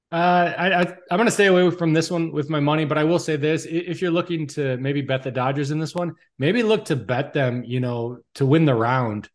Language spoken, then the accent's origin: English; Chicago, Illinois, United States; we're from the Chicagoland area here